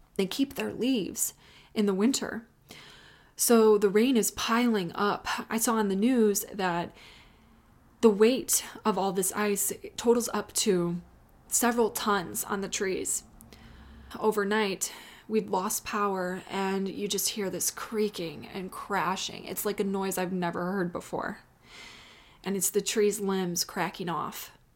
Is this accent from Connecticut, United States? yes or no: no; Chicago, Illinois, United States; now in Austin, United States; I was raised in Chicago